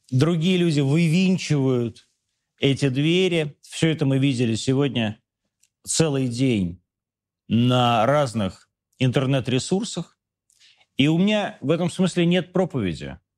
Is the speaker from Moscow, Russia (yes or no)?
yes; Moscow, Russia; из Москвы, хочу понять